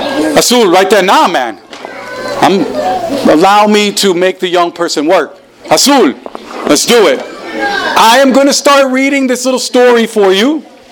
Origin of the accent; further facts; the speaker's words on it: New Jersey, United States; English is a second language; also born or lived in Caribbean island; when I was 6 years old, my family moved to New Jersey.